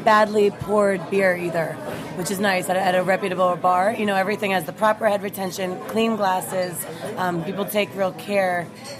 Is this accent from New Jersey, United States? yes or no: no; New York City, New York, United States; as a New Yorker